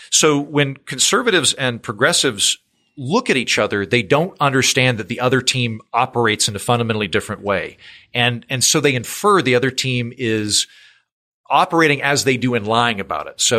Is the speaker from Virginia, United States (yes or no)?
no; Oklahoma, United States; I don't like you're from Iowa, I'm from Oklahoma.